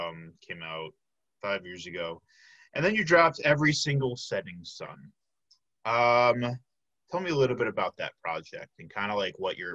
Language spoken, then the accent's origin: English; Chicago, Illinois, United States; I'm from Chicago